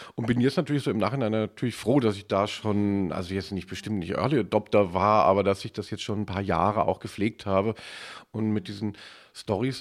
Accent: West Germany, Germany; als ähm, äh, Wessi

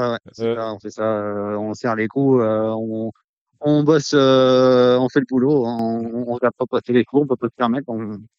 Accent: Vénès, Occitania, France; born there

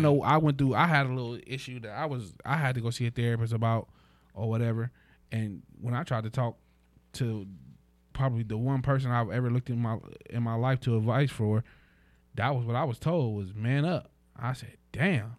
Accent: United States; as an American

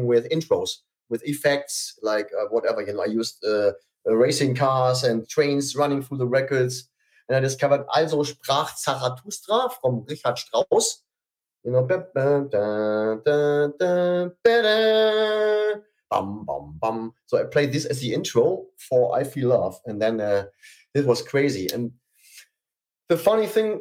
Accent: Germany; I'm a DJ from Germany

